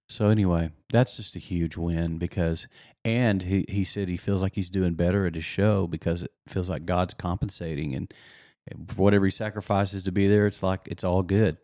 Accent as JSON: {"language": "English", "area": "the Texas Panhandle", "region": "West Texas", "country": "United States", "tie": "born or raised there", "said": "up in West Texas in the Panhandle of Texas"}